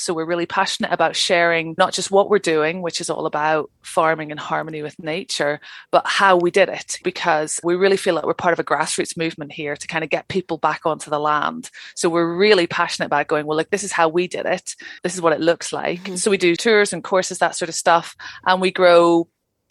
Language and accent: English; Northern Ireland, United Kingdom; moved away as an adult; also born or lived in London; now in Cairngorms National Park, Scotland, United Kingdom; I'm originally from Northern Ireland